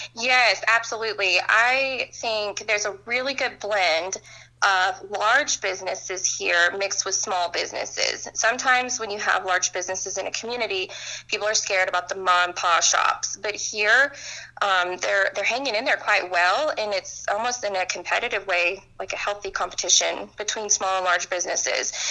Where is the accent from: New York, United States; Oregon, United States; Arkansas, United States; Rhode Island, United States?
Arkansas, United States; Fayetteville; I'm from Fayetteville, Arkansas.